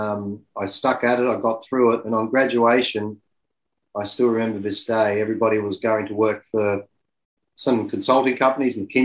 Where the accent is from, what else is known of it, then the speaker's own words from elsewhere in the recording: Sydney, New South Wales, Australia; I'm an Irish background, grew up in Sydney, Australia